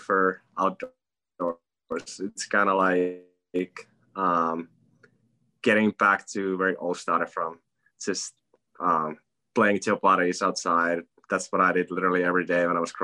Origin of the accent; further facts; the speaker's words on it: Finland; now in United States; I'm from Finland, and I'm used to playing outside when it's freezing